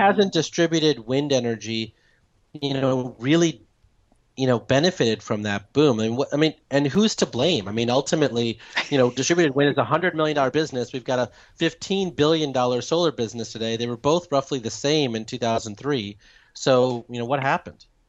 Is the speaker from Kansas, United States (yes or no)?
no; Chicago, Illinois, United States; now in New York, United States; I'm from Chicago. We're more hardy than the Virginians